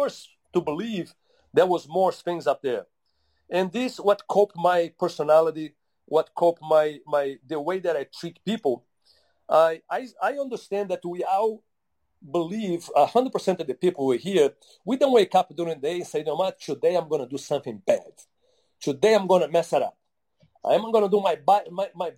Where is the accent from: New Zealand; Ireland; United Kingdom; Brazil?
Brazil; moved away; also born or lived in Utah; growing up in Brazil